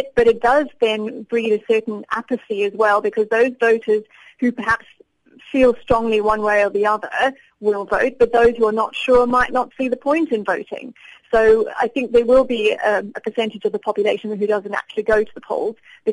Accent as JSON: {"language": "English", "country": "South Africa", "moved": "yes", "lives_now": "United Kingdom", "said": "as a South African"}